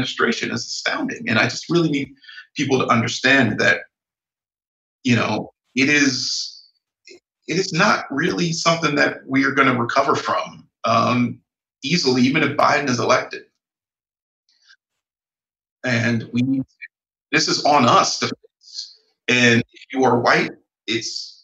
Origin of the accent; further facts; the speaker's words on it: Northern Ohio, United States; where I grew up in Northern Ohio